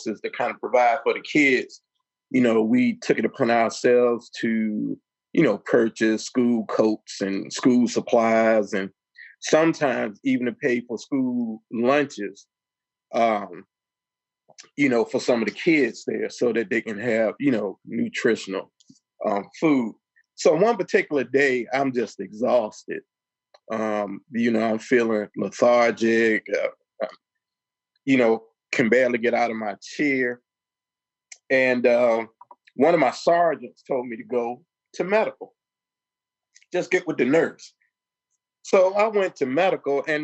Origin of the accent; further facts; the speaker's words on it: Richmond, Virginia, United States; also born or lived in Chesterfield, Virginia; I grew up in Richmond, Virginia